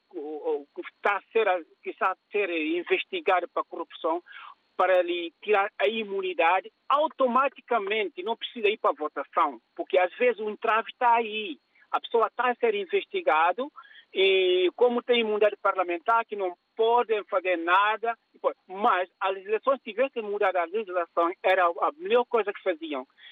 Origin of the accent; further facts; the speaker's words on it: Guinea-Bissau; now in United Kingdom; eu sou da Guiné